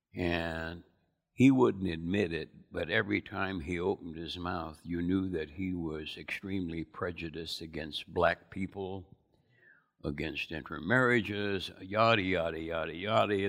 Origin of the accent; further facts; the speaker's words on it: United States; I was born in America